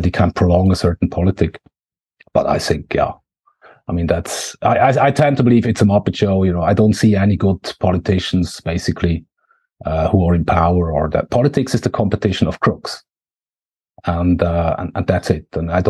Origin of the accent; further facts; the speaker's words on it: Switzerland; accent: Swiss; can't be my Swiss accent